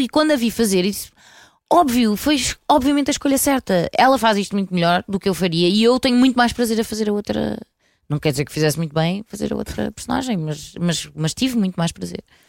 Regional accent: Porto, Norte, Portugal; eu sou do Porto

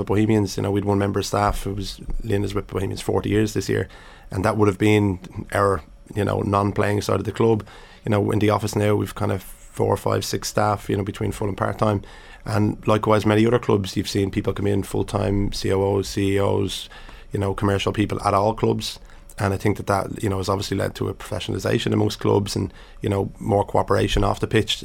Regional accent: Dublin, Leinster, Ireland; I grew up in Finglas

